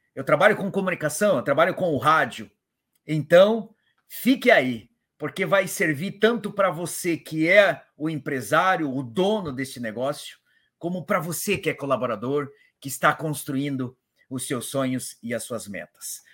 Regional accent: Paraná, Brazil; Eu sou do Paraná

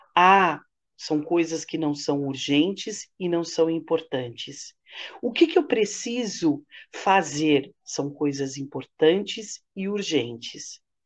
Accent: Santos, São Paulo, Brazil; na rádio aqui em Santos, que eu sou de Santos

